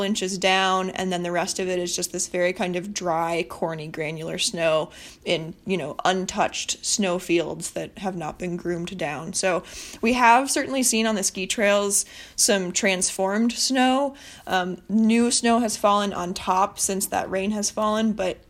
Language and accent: English; Bayfield, Wisconsin, United States; moved away; I'm originally from Bayfield